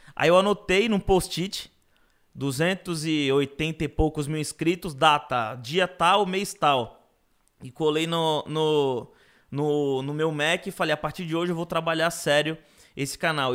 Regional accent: Guarujá, São Paulo, Brazil; now in São Paulo, Brazil; quando eu morava no Gorujá, quando eu cresci no Gorujá

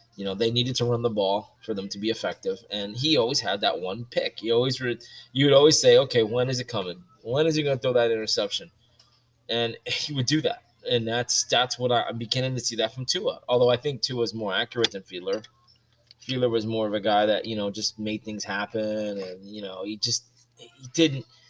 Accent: Miami, Florida, United States; growing up in Miami

